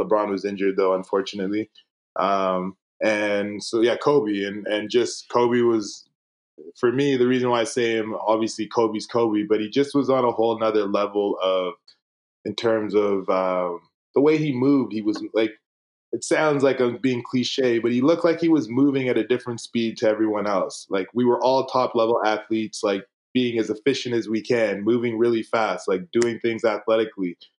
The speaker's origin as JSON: {"language": "English", "town": "Toronto", "region": "Ontario", "country": "Canada", "tie": "born or raised there", "also_born_or_lived": "Winnipeg, Manitoba", "moved": "yes", "lives_now": "British Columbia, Canada", "said": "growing up in Toronto"}